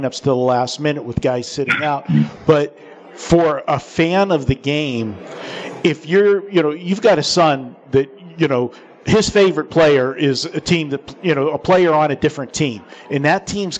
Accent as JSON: {"language": "English", "town": "Pittsburgh", "region": "Pennsylvania", "country": "United States", "tie": "born or raised there", "said": "I grew up in Pittsburgh, didn't have an NBA team"}